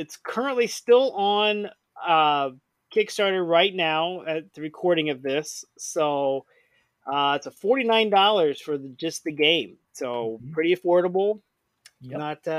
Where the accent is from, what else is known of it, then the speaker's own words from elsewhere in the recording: just outside Indianapolis, United States; now in St. Louis, United States; I grew up just outside Indianapolis.